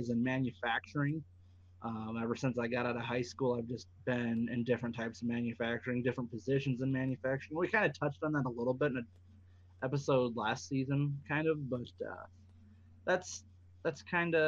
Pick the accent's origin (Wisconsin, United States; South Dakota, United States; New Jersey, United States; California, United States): South Dakota, United States; born and raised in South Dakota.